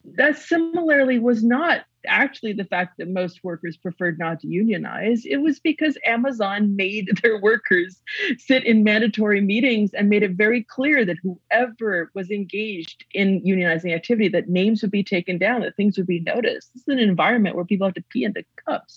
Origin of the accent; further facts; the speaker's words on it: Western Canada, Canada; born or raised there